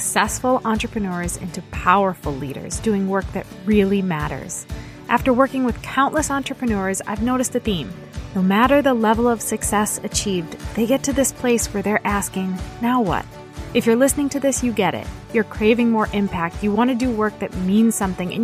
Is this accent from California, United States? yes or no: no; New Hampshire, United States; I grew up in New Hampshire